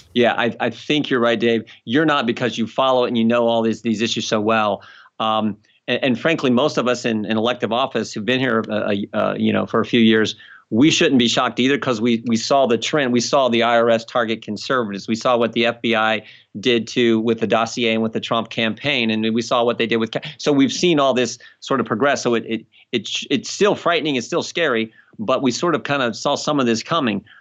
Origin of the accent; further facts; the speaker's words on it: United States; I'm American